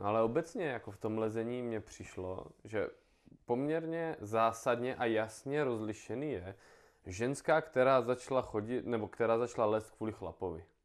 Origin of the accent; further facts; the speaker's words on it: Brno, South Moravian Region, Czechia; já jsem Brňák